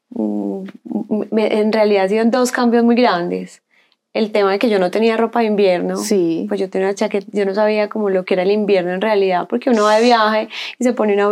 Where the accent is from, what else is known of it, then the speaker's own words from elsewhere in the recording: Colombia; moved away as an adult; now in Chile; Yo cuando me fui de Colombia a Chile, yo dejé todo, toda mi ropa